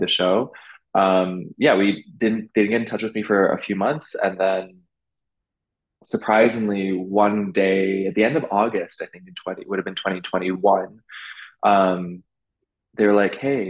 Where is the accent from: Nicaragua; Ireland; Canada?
Canada; Vancouver, British Columbia; moved away as an adult; also born or lived in London / Beijing; now in New York, United States; I'm from Vancouver, so I go home quite often.